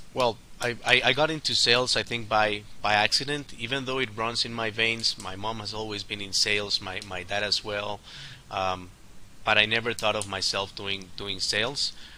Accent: Colombia; born and raised in Colombia

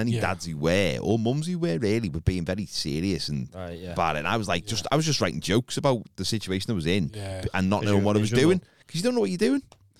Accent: Liverpool, North West England, United Kingdom; accent: Scouse; They didn't know I was Scouse. A lot of them thought I was from London.

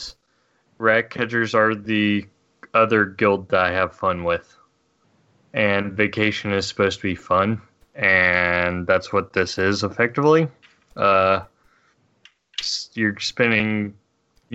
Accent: United States; I'm an American.

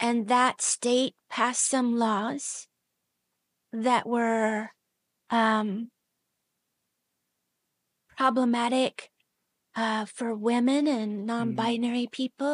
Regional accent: Seattle, Washington, United States; also born or lived in Soldotna, Alaska; I was born in Seattle

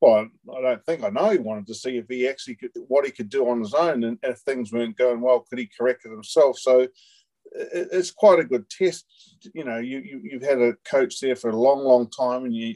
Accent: Wellington, New Zealand; It's my hometown where I grew up

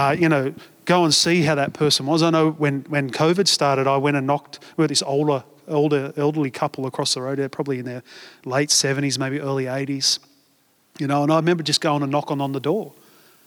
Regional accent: Australia; we're Australian

